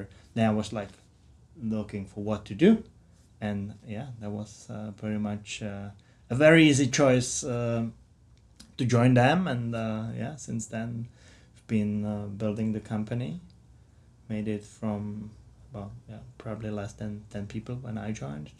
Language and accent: English; Czechia; moved away as an adult; now in United States; I come from the Czech Republic